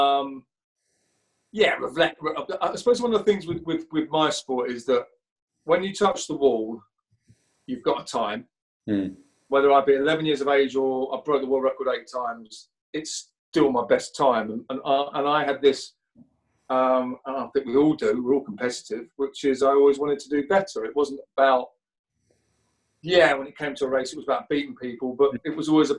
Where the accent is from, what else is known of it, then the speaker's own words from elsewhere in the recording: Essex, East of England, United Kingdom; I was this little kid from Essex.